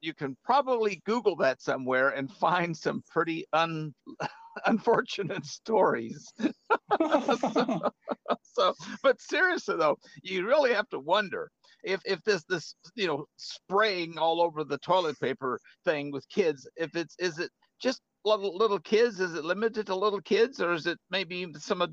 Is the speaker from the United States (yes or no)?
yes; Arkansas, United States; my hometown in Arkansas